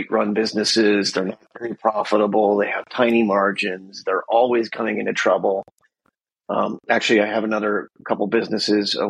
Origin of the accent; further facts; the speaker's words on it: Wisconsin, United States; moved away as an adult; now in San Diego, United States; I grew up in Wisconsin, so, you know, 3,000 miles away from San Diego here.